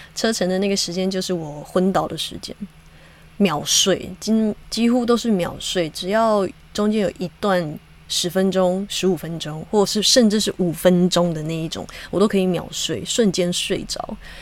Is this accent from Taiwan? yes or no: yes; Hakka, Taiwan; 我是客家人，虽然我从小没有就是很 很长的说客家话